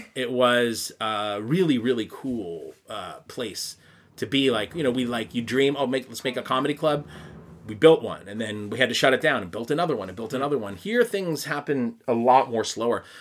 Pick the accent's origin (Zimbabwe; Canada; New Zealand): Canada; Quebec; accent: Canadian; now in Tokyo, Japan; I'm from the English side of a French-speaking city